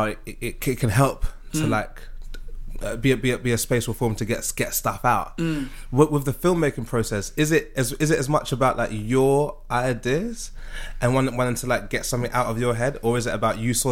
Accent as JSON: {"language": "English", "region": "London", "country": "United Kingdom", "tie": "born or raised there", "said": "growing up in South London"}